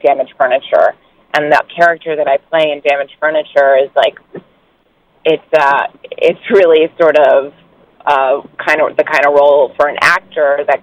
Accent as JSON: {"language": "English", "town": "New York City", "region": "New York", "country": "United States", "tie": "born or raised there", "moved": "as an adult", "lives_now": "Los Angeles, United States", "said": "I grew up on East 82nd"}